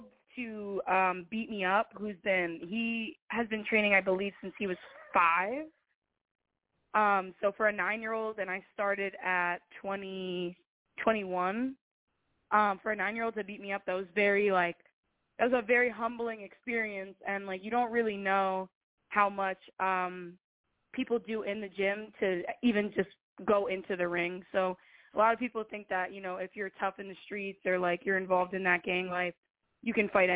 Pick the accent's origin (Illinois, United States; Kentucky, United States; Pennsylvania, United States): Pennsylvania, United States; Whitehall; also born or lived in Allentown; I grew up in Whitehall